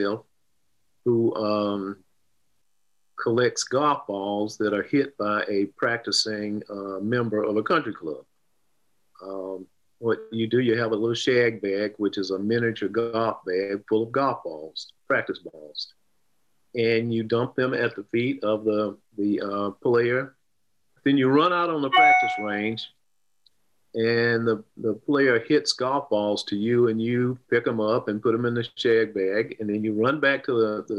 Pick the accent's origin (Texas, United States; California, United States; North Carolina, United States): North Carolina, United States; Arden; 11-year-old growing up in Arden, North Carolina, which is a suburb of Asheville, North Carolina